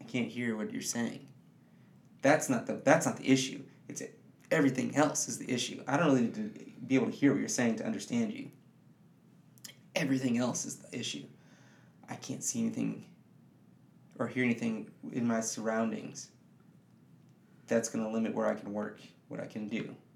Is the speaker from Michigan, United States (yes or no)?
yes; Detroit, Michigan, United States; I grew up in the city of Detroit, Michigan